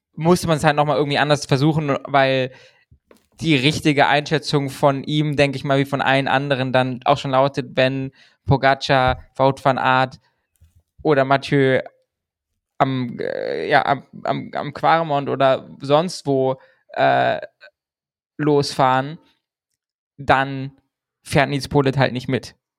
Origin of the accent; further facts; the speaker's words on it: Germany; wir befinden uns im deutschen Twitter-Space, wir sind Deutsche